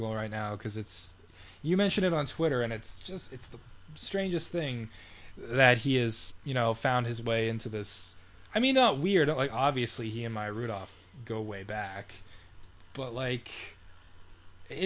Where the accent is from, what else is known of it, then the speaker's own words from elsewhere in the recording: Canada; we are both Canadian